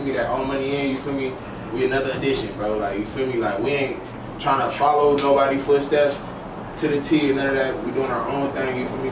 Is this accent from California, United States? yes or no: yes; Los Angeles, California, United States; I'm from Los Angeles, California